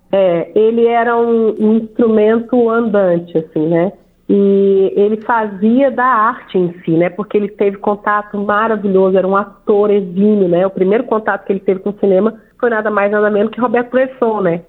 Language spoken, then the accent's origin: Portuguese; banks of the São Francisco River, Minas Gerais, Brazil; also born or lived in Belo Horizonte; Eu nasci em Belo Horizonte, eu e minha irmã, mas nós fomos criadas nesse lugar onde o nosso pai fez questão de mostrar pra gente que é parte de nós. Então, as barrancas do São Francisco